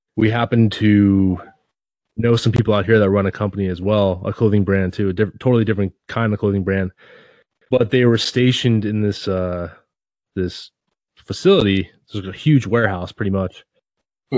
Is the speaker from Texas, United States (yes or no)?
no; near Seattle, Washington, United States; I grew up near Seattle